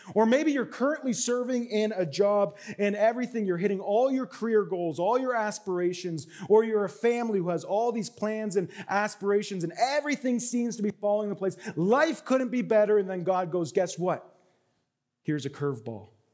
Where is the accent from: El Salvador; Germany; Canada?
Canada; I'm Canadian